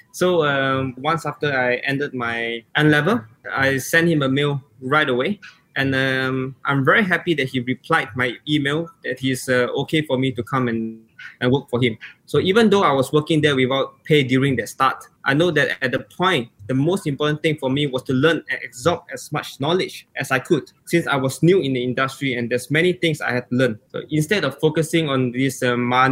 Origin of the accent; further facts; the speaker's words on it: Singapore; moved away as an adult; also born or lived in Stavanger, Norway; now in Oslo, Norway; I'm a Singaporean 20 years old boy